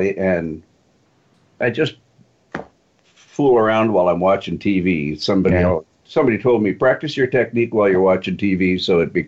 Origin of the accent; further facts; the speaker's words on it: Toronto, Ontario, Canada; moved away; also born or lived in Calgary / Vancouver; I grew up in Toronto, and that was a real R&B town